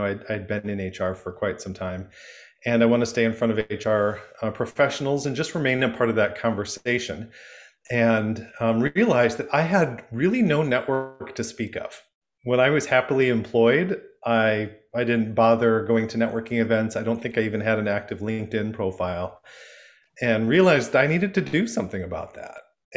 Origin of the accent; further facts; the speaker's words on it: Michigan, United States; I'm from Michigan, and I grew up going to Frankenmuth